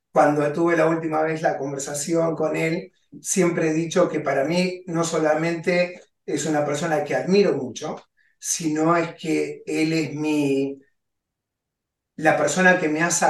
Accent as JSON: {"language": "Spanish", "country": "Argentina", "also_born_or_lived": "Maryland", "moved": "as an adult", "lives_now": "United States", "said": "Yo vengo de Argentina, hace 23 años que estoy en el país"}